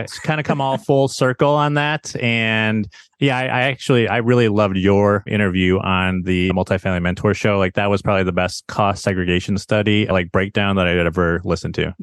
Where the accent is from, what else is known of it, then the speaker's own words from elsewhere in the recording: Chicago, Illinois, United States; moved away as an adult; also born or lived in Arizona; now in San Diego, United States; born and raised in Chicago, went to Arizona State for my formal education